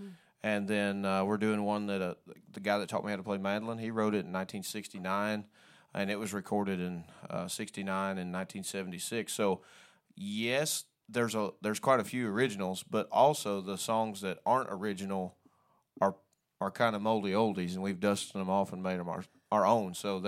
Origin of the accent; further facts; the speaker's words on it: Missouri, United States; now in East Tennessee, United States; I'm from Missouri, and we used to go to his house all the time in the Ozarks